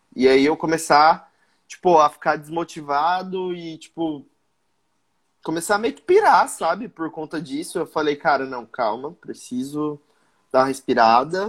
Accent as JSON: {"language": "Portuguese", "region": "Mato Grosso", "country": "Brazil", "said": "eu sou do Mato Grosso"}